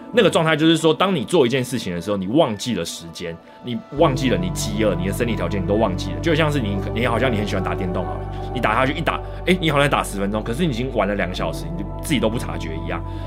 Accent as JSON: {"language": "Chinese", "region": "Taipei", "country": "Taiwan", "tie": "born or raised there", "moved": "as an adult", "said": "然后我的话就是纯正的，就是死天龙人，台北人家庭。我在台北就是出生，然后长大大概二，二十多年，三十年，我到三十岁左右我才搬离台北市"}